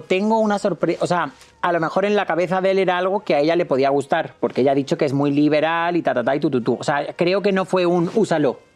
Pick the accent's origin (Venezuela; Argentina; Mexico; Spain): Spain; Córdoba, Andalusia; es que soy de Córdoba